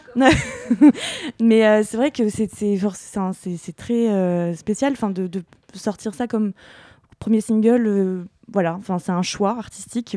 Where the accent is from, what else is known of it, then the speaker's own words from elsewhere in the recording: Normandy, France; Je suis normande